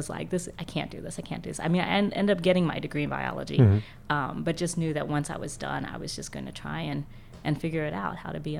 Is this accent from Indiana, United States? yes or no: yes; Jeffersonville, Indiana, United States; now in Louisville, United States; I grew up in Jeffersonville